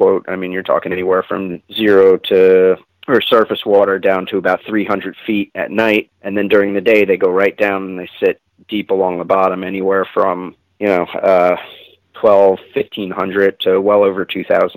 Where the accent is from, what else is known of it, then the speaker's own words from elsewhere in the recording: New Jersey, United States; also born or lived in Miami, Florida; I grew up in New Jersey